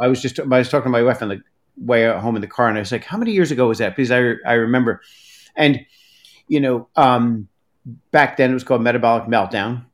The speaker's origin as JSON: {"language": "English", "area": "Hudson Valley", "region": "New York", "country": "United States", "tie": "born or raised there", "said": "I grew up in the Hudson Valley, but when I moved upstate"}